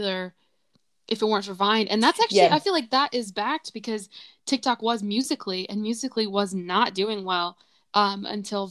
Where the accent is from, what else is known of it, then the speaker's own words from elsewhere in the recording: Southwest Virginia, United States; growing up in Southwest Virginia